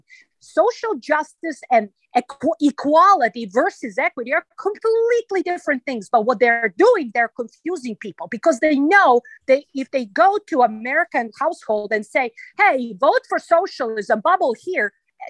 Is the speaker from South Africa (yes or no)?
no; Belgrade, Serbia; English is a second language; moved away as an adult; now in United States; my home country, Yugoslavia